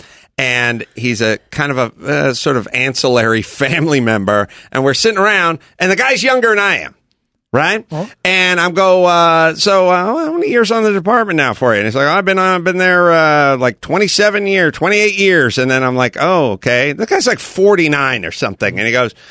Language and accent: English; Los Angeles, California, United States; I'm a poor person from North Hollywood.